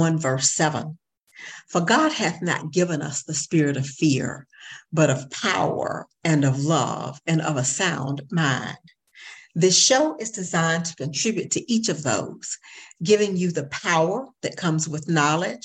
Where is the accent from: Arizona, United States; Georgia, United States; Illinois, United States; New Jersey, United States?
Georgia, United States; Augusta; I am from Augusta and likewise intend to stay here